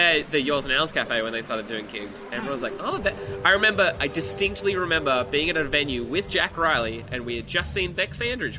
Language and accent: English; Wollongong, New South Wales, Australia; also born or lived in Wagga Wagga / Shellharbour; I consider Wollongong my hometown because it was where I was born and where I spent most of my life. But I grew up first handful of years of my life in Wagga.